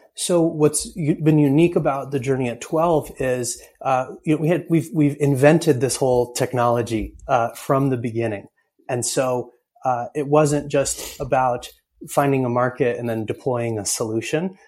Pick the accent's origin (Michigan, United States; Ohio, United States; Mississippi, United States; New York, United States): New York, United States; Ithaca; I grew up in Ithaca, New York, uh, and so I'm a big hometown fan.